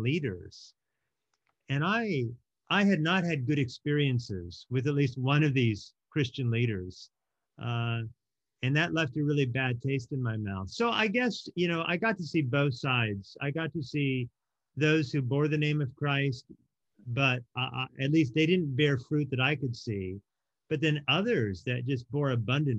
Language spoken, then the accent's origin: English; Oregon, United States; also born or lived in Hawaii; I ended up growing up in Oregon with my mom